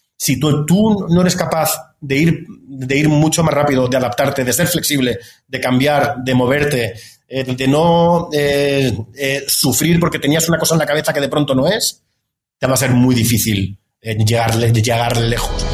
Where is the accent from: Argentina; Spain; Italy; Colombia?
Spain; Andalusia; moved away as an adult; also born or lived in Madrid, Spain; now in Mexico; soy andaluz, soy, soy del sur de España